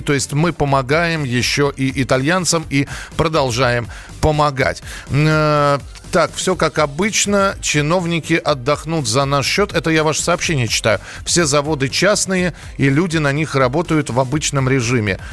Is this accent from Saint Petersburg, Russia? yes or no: no; Moscow, Russia; как москвич